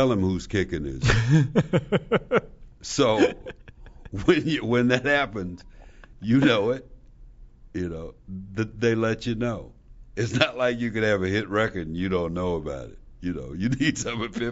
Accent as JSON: {"language": "English", "town": "Slab Fork", "region": "West Virginia", "country": "United States", "said": "I'm from Slab Fork, West Virginia"}